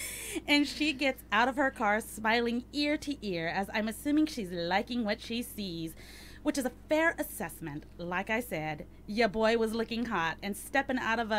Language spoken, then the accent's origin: English; Carson City, Nevada, United States; I leave my hometown of Carson City in the lovely state of Nevada, where men are men and don't wear flip-flops with their jeans on.